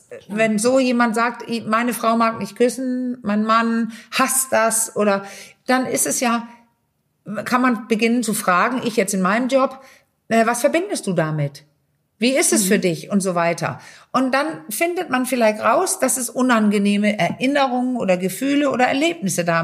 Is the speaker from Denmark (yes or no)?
yes; Denmark; German is a second language; also ich als Dänin